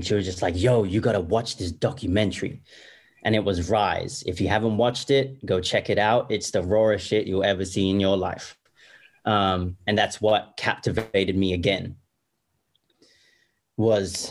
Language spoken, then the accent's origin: English; Perth, Western Australia, Australia; born and raised in Perth, Australia